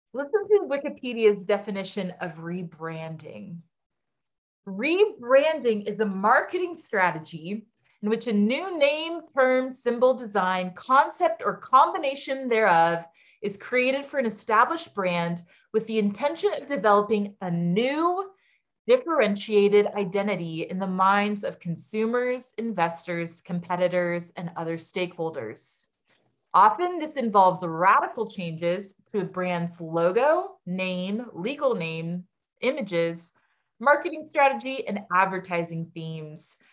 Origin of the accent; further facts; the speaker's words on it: United States; as an American